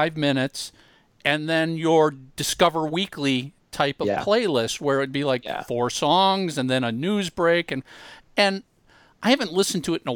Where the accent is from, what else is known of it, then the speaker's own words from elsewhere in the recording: Minnesota, United States; growing up in Minnesota